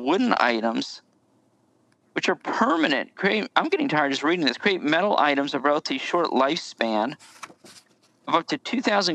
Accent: Southern United States, United States; We're Southern Americans

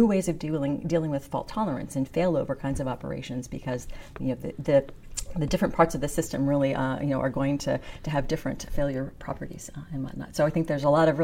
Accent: Western Pennsylvania, United States; moved away as an adult; so I grew up in Western Pennsylvania

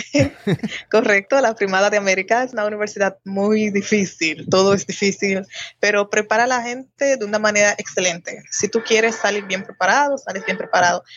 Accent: Saltadero, Haiti; also born or lived in San Pedro de Macorís, Dominican Republic; En Haití en una parte de la frontera llamada Los Botados. Pero el pueblo se llama Saltadero.

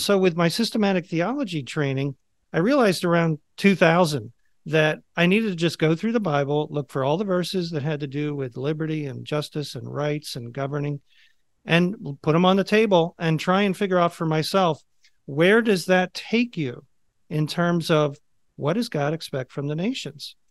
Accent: just outside of Philadelphia, Pennsylvania, United States; I grew up just outside of Philadelphia.

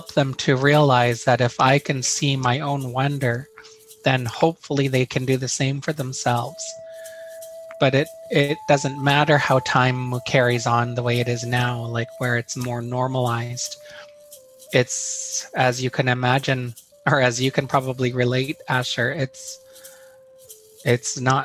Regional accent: Terrace, British Columbia, Canada; now in Chilliwack, Canada; I lived here in Chilliwack. I was born and raised in Terrace.

